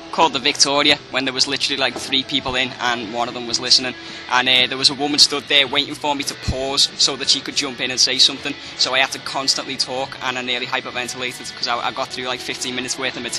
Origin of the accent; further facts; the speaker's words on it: Liverpool, North West England, United Kingdom; Liverpool, Walton.